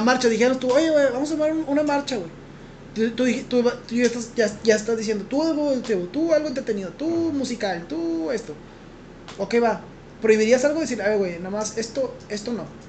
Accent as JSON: {"language": "Spanish", "country": "Mexico", "said": "Yo soy mexicano"}